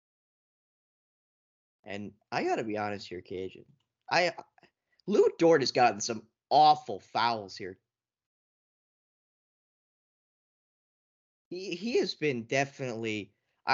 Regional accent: Canada; as a Canadian

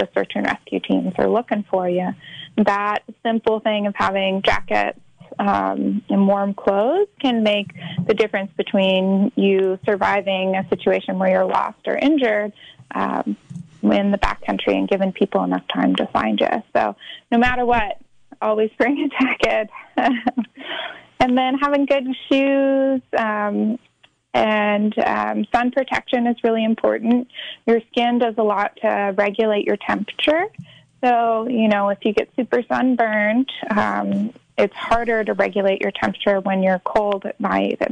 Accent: Mammoth Lakes, California, United States; also born or lived in Sacramento, California; now in Mendocino County, United States; I'm originally from the Mammoth Lakes area outside of Yosemite

